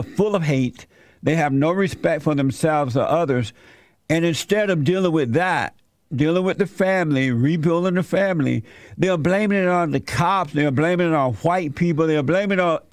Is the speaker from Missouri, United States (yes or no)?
no; Alabama, United States; I grew up in Alabama under the Jim Crow law.